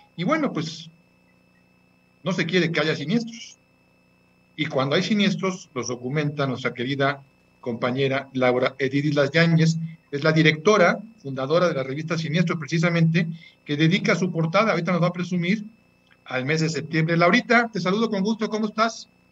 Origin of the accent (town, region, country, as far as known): Mexico